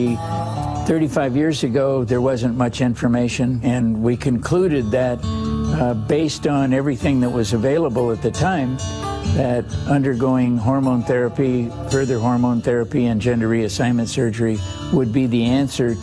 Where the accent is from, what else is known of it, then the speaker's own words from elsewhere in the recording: Los Angeles, California, United States; I was born in Los Angeles to a good family, good people